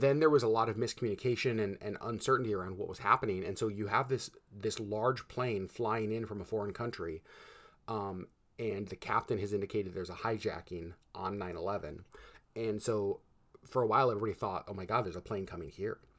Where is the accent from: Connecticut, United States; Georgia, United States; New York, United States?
Connecticut, United States; moved away; I was born in Connecticut